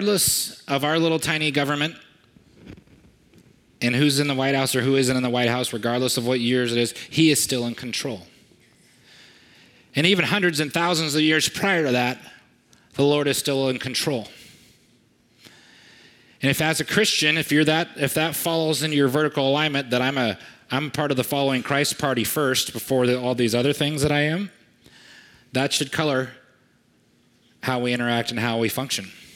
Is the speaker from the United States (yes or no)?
yes; United States; I'm an American, and I'm a proud American